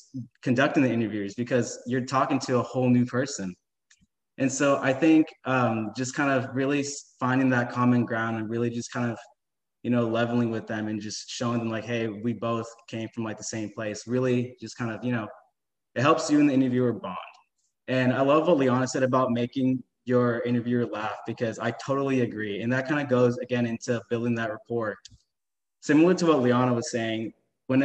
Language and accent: English; Houston, Texas, United States; I was born and raised in Houston, Texas, and I graduated from St. Pius 10th High School